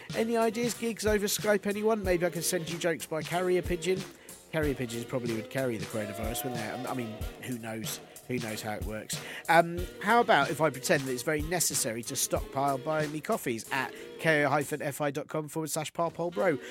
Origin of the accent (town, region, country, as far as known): United Kingdom